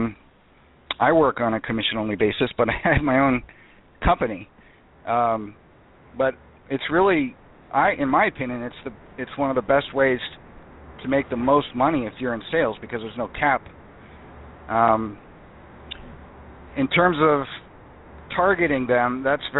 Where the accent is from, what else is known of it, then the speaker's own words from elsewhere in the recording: Tampa Bay area, Florida, United States; now in Seattle, United States; I grew up in the Tampa Bay area and spent most of my childhood there.